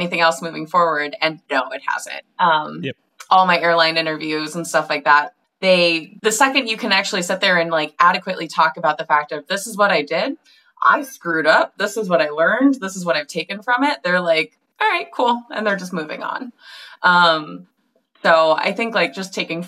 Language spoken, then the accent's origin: English; Minnesota, United States; I grew up in Minnesota